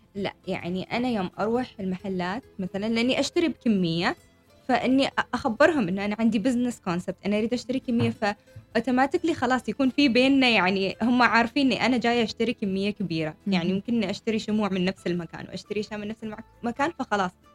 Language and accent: Arabic; Oman; انا عمانية شابة عمانية